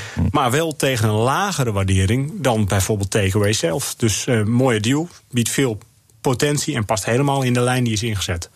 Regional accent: Netherlands

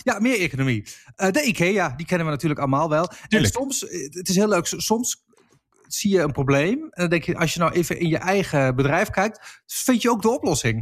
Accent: Enschede, Overijssel, Netherlands; moved away; ik kom uit Enschede

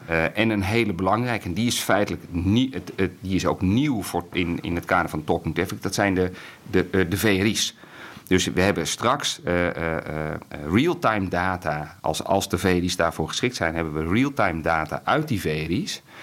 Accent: Netherlands; we zijn in heel veel dingen heel goed in Nederland

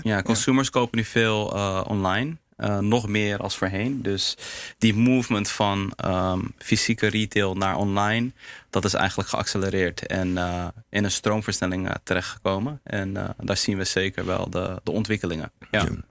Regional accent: Heemskerk, North Holland, Netherlands; Surinaamse jongen, in Nederland geboren, opgegroeid in Heemskerk.

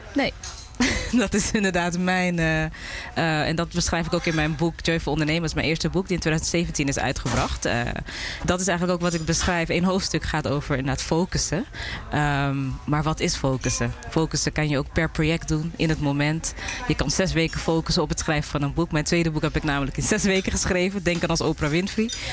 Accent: Amsterdam, North Holland, Netherlands; now in Curaçao; Ik ben wel geboren in Amsterdam, maar ouders komen uit Suriname.

